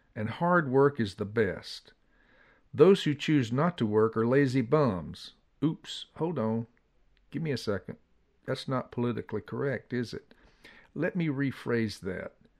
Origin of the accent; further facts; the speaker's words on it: Atlanta, Georgia, United States; As a young boy growing up in Atlanta